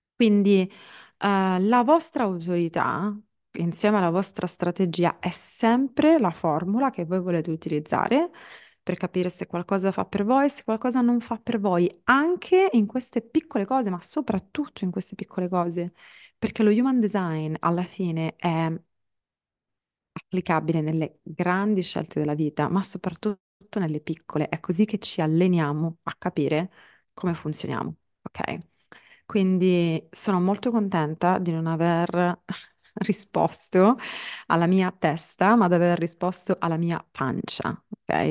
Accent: Palermo, Sicily, Italy; moved away; mi piazzo a Palermo, in Sicilia, che è la mia città d'origine

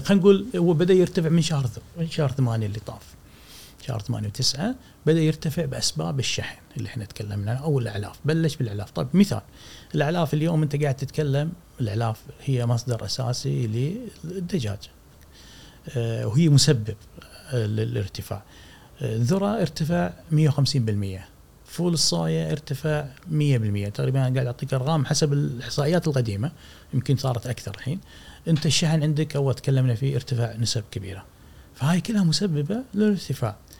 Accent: Kuwait; احنا عندنا في الكويت

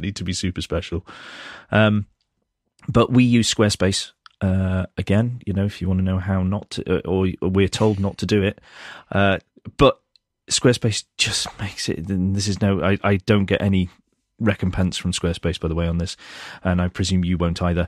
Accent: United Kingdom; I'm British

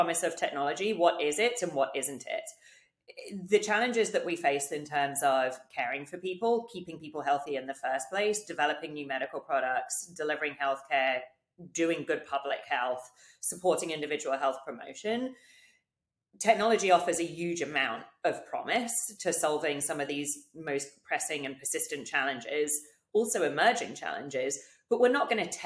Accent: United Kingdom; moved away as an adult; now in United States; growing up in the UK

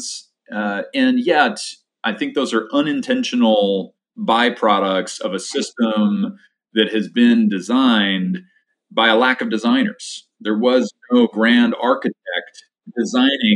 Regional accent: Poughkeepsie, New York, United States; where I grew up in Dutchess County, specifically outside of Poughkeepsie

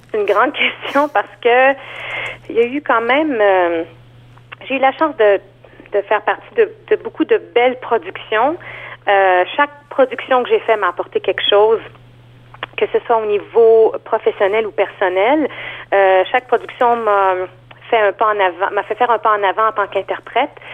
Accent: Montreal, Quebec, Canada; moved away as an adult; now in Toronto, Canada; je viens de Montréal en fait. Ça fait cinq ans que je vis à Toronto

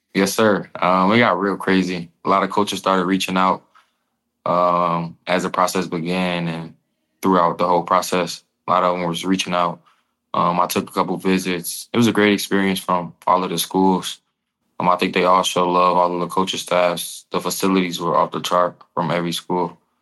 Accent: Illinois, United States; growing up in Illinois

